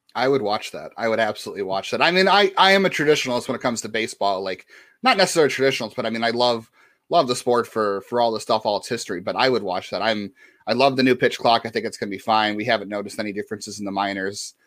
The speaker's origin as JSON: {"language": "English", "town": "Cleveland", "region": "Ohio", "country": "United States", "tie": "born or raised there", "said": "I grew up in East Side or Cleveland"}